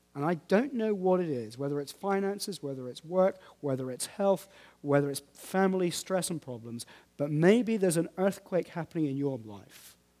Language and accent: English; United Kingdom; We're British